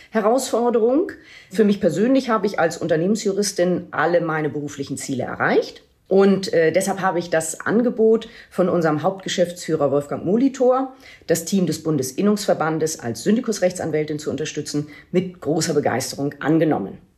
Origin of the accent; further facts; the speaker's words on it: Lübeck, Schleswig-Holstein, Germany; Und ich habe dann 2007 die Möglichkeit erhalten, zurück in meine Heimatstadt Lübeck zu wechseln